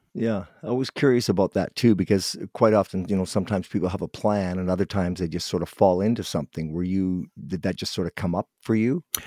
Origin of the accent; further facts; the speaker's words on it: Guelph, Ontario, Canada; moved away; I'm from Guelph, but we moved out here many years ago